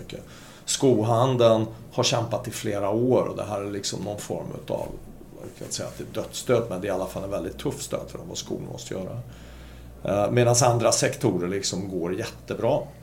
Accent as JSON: {"language": "Swedish", "country": "Sweden", "said": "som svensk ansvarig för Norden"}